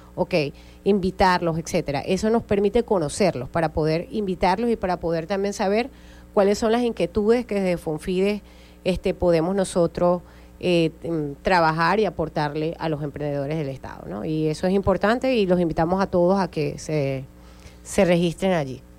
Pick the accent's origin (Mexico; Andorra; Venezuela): Venezuela; Zulia; las mujeres en el Estado Zulia eh, seguimos siendo parte y somos parte importante del Zulia productivo